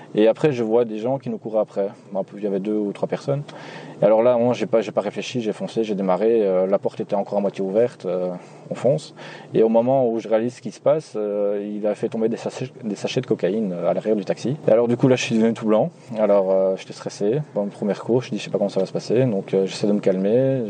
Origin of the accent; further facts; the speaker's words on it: Nivelles, Wallonia, Belgium; je viens de Nivelles, ce qui est situé en Belgique